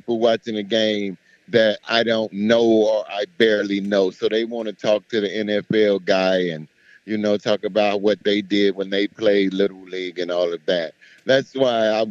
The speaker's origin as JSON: {"language": "English", "town": "Miami", "region": "Florida", "country": "United States", "said": "I'm from Miami"}